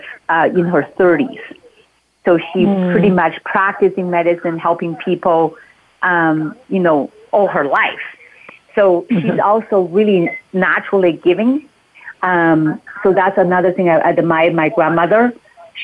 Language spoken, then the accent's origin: English; Beijing, China; now in Mount Shasta, United States; I grew up in Beijing